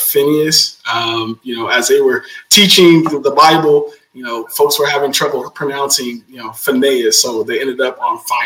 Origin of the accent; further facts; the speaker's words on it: Stockton, California, United States; I'm born and raised in Stockton, California